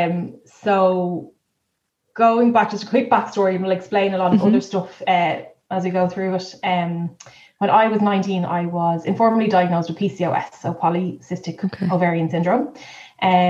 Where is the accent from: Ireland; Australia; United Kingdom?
Ireland; Dublin, Leinster; moved away as an adult; now in Kildare, Ireland; we are both from Dublin but live in Kildare